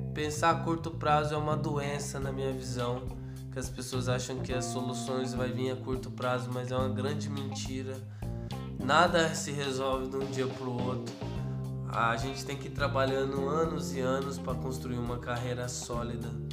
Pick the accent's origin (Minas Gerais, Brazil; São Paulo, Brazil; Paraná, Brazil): São Paulo, Brazil; Ribeirão Preto; now in Franca, Brazil; Sou de, do interior de São Paulo, Ribeirão Preto mas atualmente eu moro na cidade de Franca